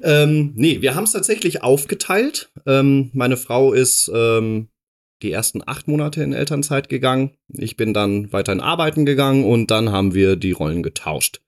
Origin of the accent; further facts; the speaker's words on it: Dortmund, North Rhine-Westphalia, Germany; moved away; ich komme aus Dortmund ursprünglich. Genau. bin da äh, geboren und aufgewachsen